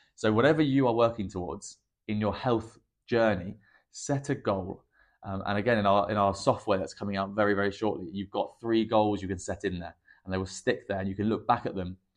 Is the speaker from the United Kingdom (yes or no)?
yes; England, United Kingdom; I'm English